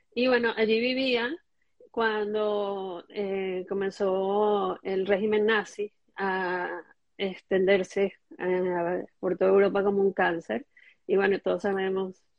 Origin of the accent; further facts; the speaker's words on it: Caracas, Capital District, Venezuela; cuando yo nací, ellos ya vivían en el Parque Residencial San Bernardino